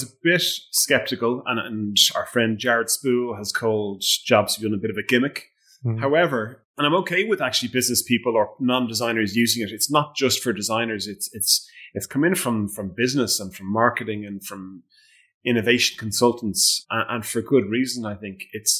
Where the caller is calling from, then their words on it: Leinster, Ireland; I'm just in Louth, which is the wee county. It's the smallest county in Ireland.